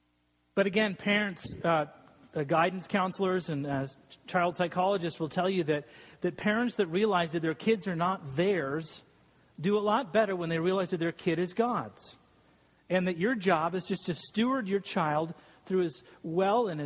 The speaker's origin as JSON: {"language": "English", "town": "Salt Lake City", "region": "Utah", "country": "United States", "tie": "born or raised there", "moved": "yes", "said": "I grew up in Salt Lake City, Utah, and I'm a non-Mormon"}